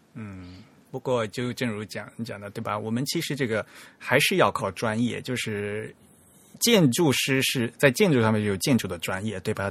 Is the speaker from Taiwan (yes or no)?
no; China; 在我们大陆这边